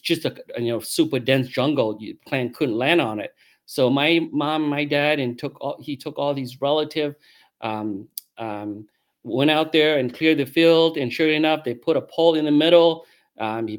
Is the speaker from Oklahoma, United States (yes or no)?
no; Saint Paul, Minnesota, United States; I grew up in the Twin Cities. You know, we moved to St. Paul in 78